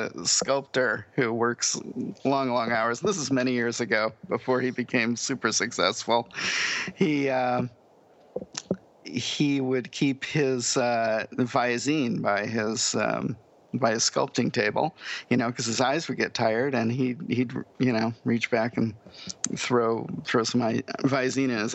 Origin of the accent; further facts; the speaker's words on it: United States; I'm from the United States